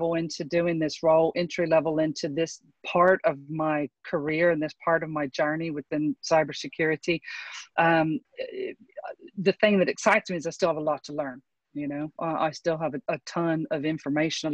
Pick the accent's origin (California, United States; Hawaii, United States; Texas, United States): Texas, United States; I grew up in the South in Texas